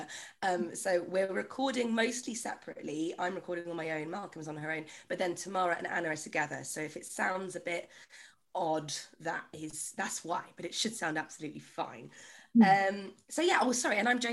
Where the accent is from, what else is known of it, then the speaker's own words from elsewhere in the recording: Australia; moved away; I'm Australian and I live